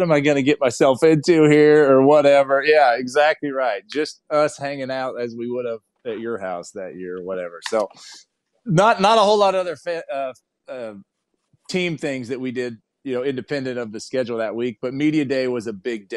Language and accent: English; Idaho, United States; moved away; also born or lived in Utah; I'm from Idaho and college at Utah.